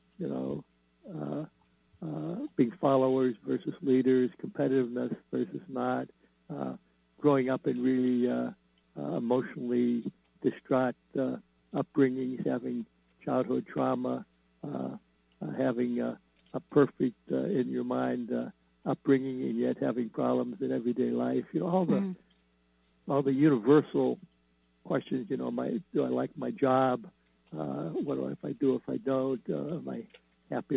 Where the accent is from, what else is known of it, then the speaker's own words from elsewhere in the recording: Midwest, United States; I grew up in the Midwest